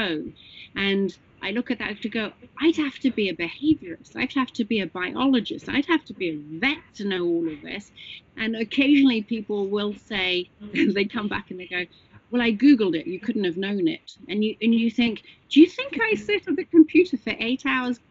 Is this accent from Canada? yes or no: no; England, United Kingdom; moved away; I'm English